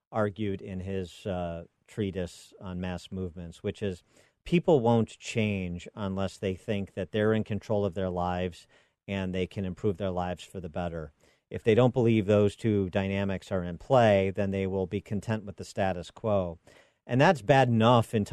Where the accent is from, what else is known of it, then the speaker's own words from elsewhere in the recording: Illinois, United States; the timeline that my home state of Illinois is on